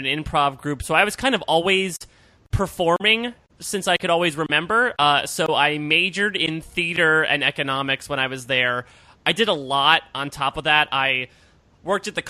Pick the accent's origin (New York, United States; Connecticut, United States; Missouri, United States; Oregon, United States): Connecticut, United States; Norwalk; moved away as an adult; also born or lived in Pennsylvania; I grew up in Norwalk, Connecticut